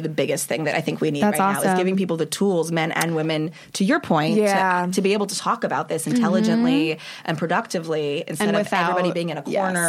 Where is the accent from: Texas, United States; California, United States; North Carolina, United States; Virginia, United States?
California, United States; Los Angeles; Los Angeles.